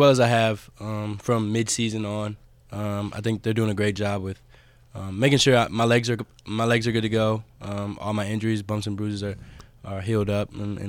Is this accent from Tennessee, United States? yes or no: yes; Clarksville, Tennessee, United States; Yes, sir, Clarksville, Tennessee.